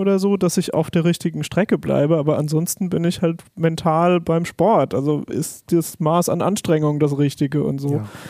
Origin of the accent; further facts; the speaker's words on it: Palatinate Forest, Rhineland-Palatinate, Germany; ich komme zum Beispiel aus dem Pfälzerwald